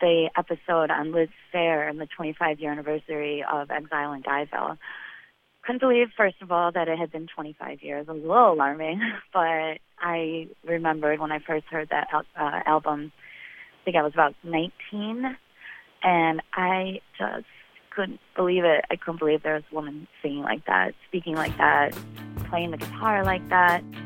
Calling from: San Francisco, California, United States; I'm calling from San Francisco.

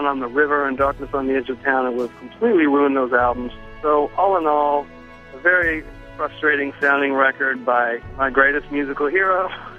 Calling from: Nashville, Tennessee, United States; I'm from Nashville.

